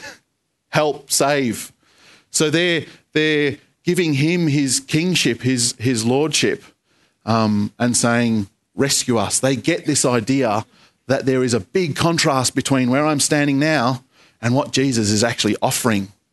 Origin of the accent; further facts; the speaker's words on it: Australia; I think I'm an Australian citizen